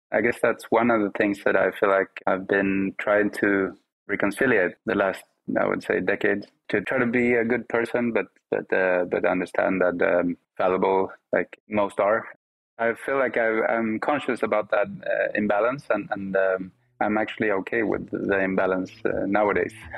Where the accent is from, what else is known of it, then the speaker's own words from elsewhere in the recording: Sweden; English is a second language; growing up in Sweden, I grew up, you know, with Spanish at home, Swedish uh, with my friends